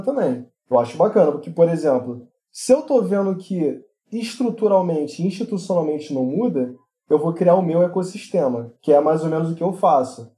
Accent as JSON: {"language": "Portuguese", "country": "Brazil", "said": "nós somos brasileiros"}